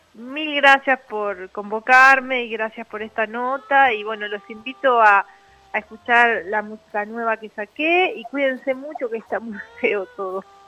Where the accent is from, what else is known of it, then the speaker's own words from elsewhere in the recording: Salta, Argentina; now in Buenos Aires, Argentina; Yo soy de Salta originalmente, pero vivo en Capital.